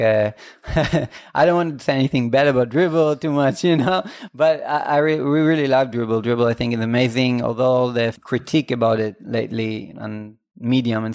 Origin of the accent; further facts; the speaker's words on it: Israel; first language Hebrew; English is a second language; we are from Israel